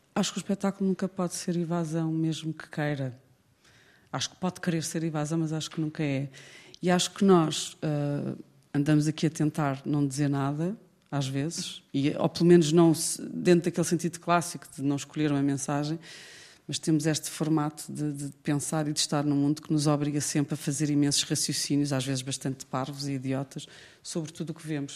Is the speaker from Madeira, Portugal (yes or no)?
no; Lisbon, Portugal; para quem é lisboeta, e eu cresci em Lisboa